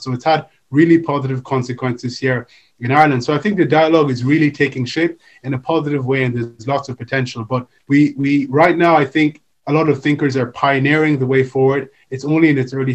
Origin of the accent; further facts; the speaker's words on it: Nigeria; I come from Nigeria, and when I was younger, I came from a Pan-Africanist home